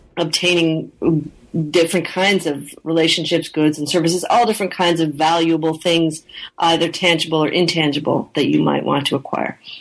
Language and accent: English; Canada; I am uh, originally from Canada, and I grew up in Canada